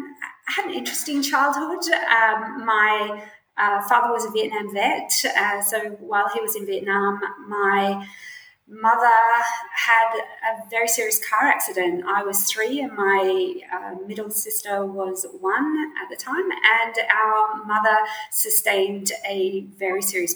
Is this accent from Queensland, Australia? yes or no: yes; Brisbane, Queensland, Australia; I'm from Brisbane, and I still live. I live in Brisbane now.